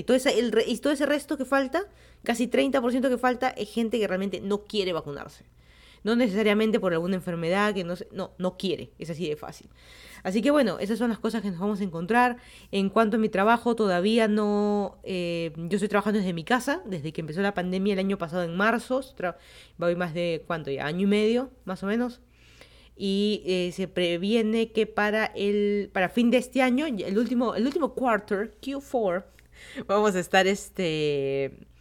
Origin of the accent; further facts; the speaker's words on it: Lima, Peru; moved away as an adult; also born or lived in Miami, United States / Fairfax County, Virginia, United States; now in Virginia, United States; yo soy de Lima, Perú. Me mudé a Estados Unidos hace como 5 años.